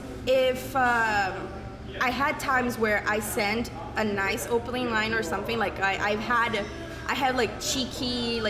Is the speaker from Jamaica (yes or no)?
no; Brazil; born or raised there; now in Canada